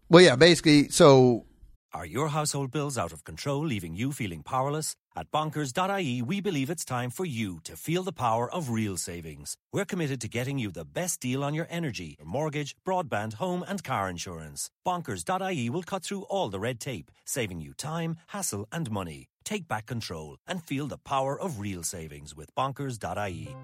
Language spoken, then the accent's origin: English; Los Angeles, California, United States; I grew up in Brentwood